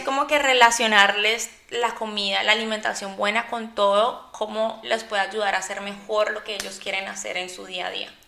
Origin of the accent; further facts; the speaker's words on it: Colombia; yo soy de Colombia, eh, mis papás son paisas